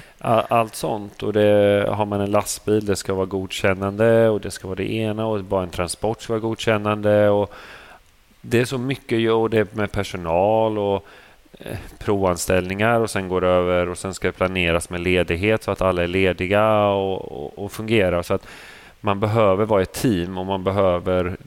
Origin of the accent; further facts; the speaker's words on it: Motala, Östergötland, Sweden; also born or lived in Vadstena; jag kommer från eh, Motala Vadstena från början